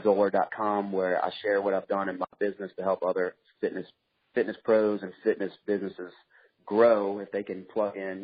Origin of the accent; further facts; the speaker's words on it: Louisiana, United States; also born or lived in Mississippi; I was born in Louisiana